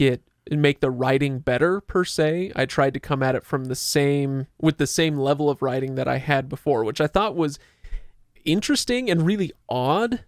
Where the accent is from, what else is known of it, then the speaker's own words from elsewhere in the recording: Utah, United States; we're from Utah